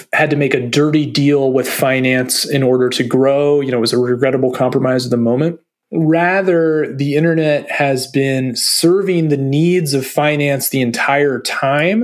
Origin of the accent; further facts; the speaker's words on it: Maryland, United States; my home state of Maryland, in the mid-Atlantic U.S.